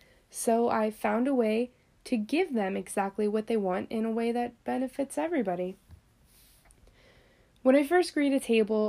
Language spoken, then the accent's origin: English; Florida, United States; accent: northern; Though I'm from Florida, most say I have more of a northern accent, which I love because I hate this furnace of a state.